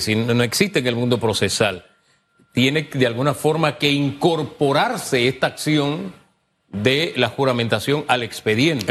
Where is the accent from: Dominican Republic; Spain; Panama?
Panama